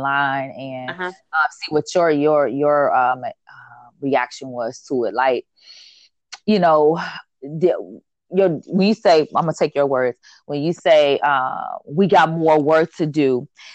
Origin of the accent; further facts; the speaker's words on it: Chicago, Illinois, United States; this little Black girl from the west side of Chicago